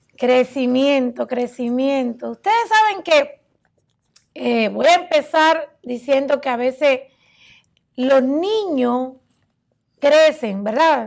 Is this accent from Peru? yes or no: no; Cuba; moved away as an adult; now in United States; en mi país, Cuba